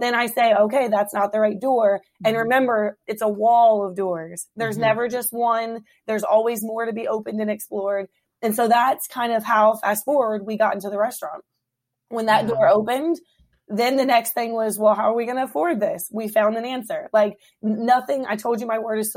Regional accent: Hampton, Virginia, United States; moved away as an adult; now in Woodbridge, United States; I was born and raised in Hampton Roads.

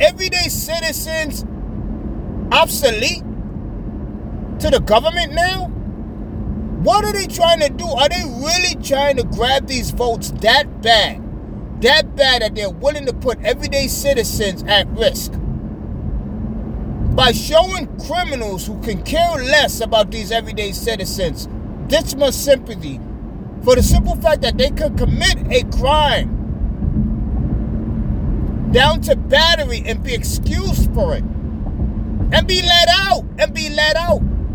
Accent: United States; Being an American citizen

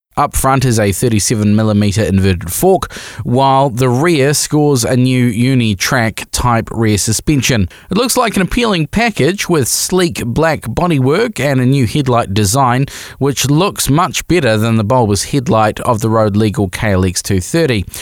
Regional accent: New Zealand

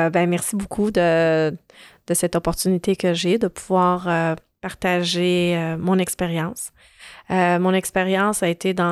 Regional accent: Lebanon; born there; Donc, je suis née au Liban.

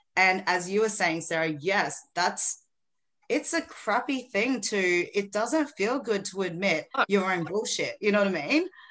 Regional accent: Philippines; now in Australia; I was born in the Philippines originally. I'm in Australia now

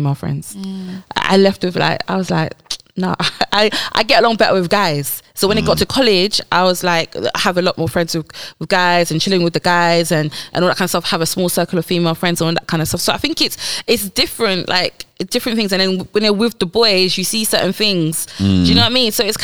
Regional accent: Harrow, London, United Kingdom; I grew up in Harrow

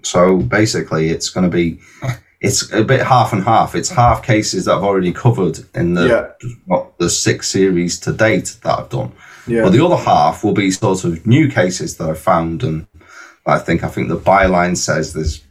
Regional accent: North Wales, United Kingdom; I'm from North Wales

